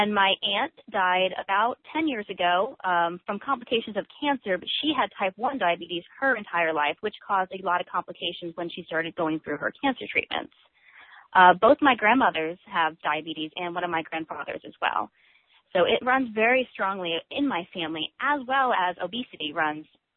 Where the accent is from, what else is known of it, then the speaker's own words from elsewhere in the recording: Atlanta, Georgia, United States; moved away as an adult; also born or lived in New York City, United States; now in San Diego, United States; I was born in New York City and raised in Atlanta, Georgia, and I've been living in sunny San Diego for the past 5 years